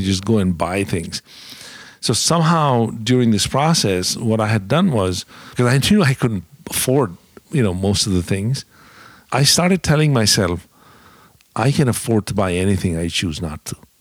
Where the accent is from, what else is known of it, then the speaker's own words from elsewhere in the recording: India; moved away as an adult; also born or lived in Dallas, United States / Indianapolis, United States; now in United States; I grew up in India